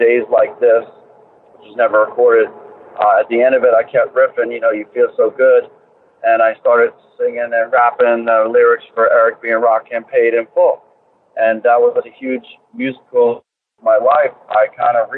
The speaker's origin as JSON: {"language": "English", "town": "Philadelphia", "region": "Pennsylvania", "country": "United States", "tie": "born or raised there", "also_born_or_lived": "Boston", "moved": "as an adult", "said": "Born and raised in Philadelphia, in the city downtown, close to South Street"}